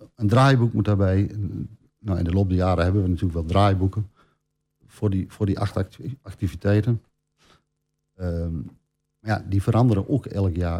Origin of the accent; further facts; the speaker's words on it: Oldenzaal, Overijssel, Netherlands; now in Almelo, Netherlands; opgegroeid in Oldenzaal. In 97 eh, naar het mooie Almelo gekomen